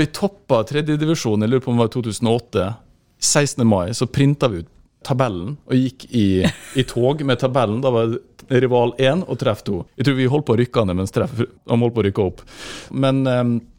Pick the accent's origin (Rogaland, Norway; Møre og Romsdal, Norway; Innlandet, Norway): Møre og Romsdal, Norway; Molde; born or raised there; also born or lived in England